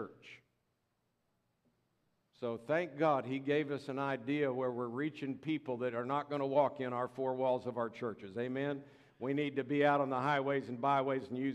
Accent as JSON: {"language": "English", "town": "Tampa", "region": "Florida", "country": "United States", "tie": "born or raised there", "moved": "yes", "said": "I'm a Florida boy, born and raised in Tampa, Florida"}